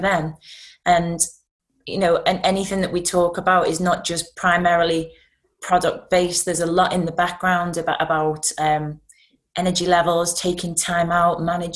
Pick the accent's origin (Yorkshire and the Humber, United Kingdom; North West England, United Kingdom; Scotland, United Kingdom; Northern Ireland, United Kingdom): North West England, United Kingdom; Liverpool; I'm from Liverpool